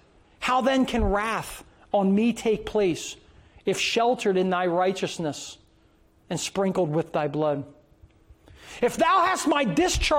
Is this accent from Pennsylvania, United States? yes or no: yes; Philadelphia, Pennsylvania, United States; I was born in Philadelphia